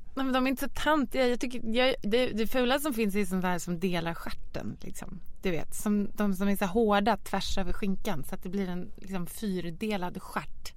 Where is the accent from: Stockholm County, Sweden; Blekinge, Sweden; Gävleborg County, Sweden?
Stockholm County, Sweden; Lidingö; jag växte upp på Lidingö